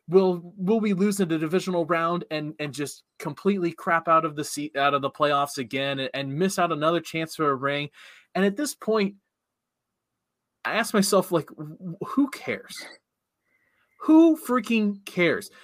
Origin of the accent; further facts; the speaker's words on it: Cincinnati country, Ohio, United States; moved away; I grew up in Cincinnati country